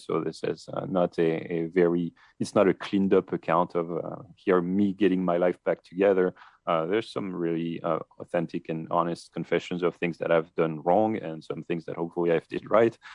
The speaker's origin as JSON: {"language": "English", "country": "France", "accent": "French", "second_language": "English", "moved": "yes", "said": "my French accent"}